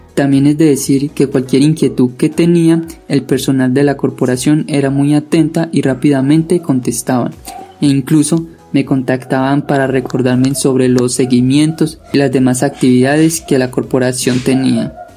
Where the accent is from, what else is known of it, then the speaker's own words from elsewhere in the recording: Antioquia, Colombia; soy del municipio de Daiba, Antioquia